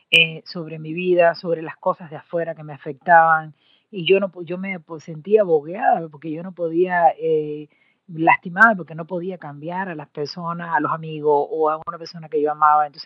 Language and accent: Spanish; Cuba; moved away as an adult; cuando yo salí de Cuba, de eh, mi querida patria, eh, para estudiar en México eh, la maestría